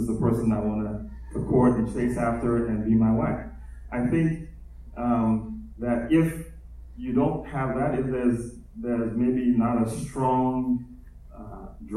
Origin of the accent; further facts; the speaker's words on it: United States; I'm also a Ghanaian and Nigerian man, born in America